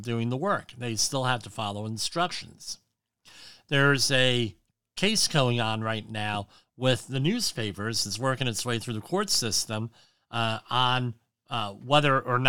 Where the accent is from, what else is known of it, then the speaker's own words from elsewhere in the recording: Woodbridge, New Jersey, United States; He was the mayor of my hometown, Jim McGreevy